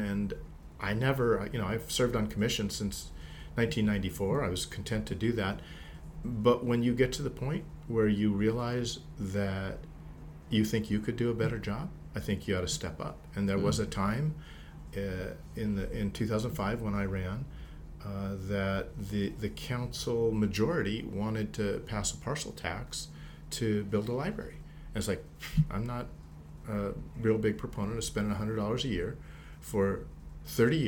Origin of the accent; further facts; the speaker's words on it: Whittier, California, United States; now in Diamond Bar, United States; I grew up in Whittier.